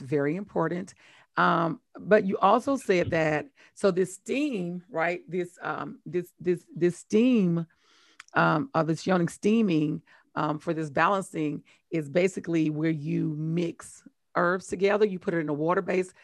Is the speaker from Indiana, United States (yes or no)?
no; Mississippi, United States; I'm from Mississippi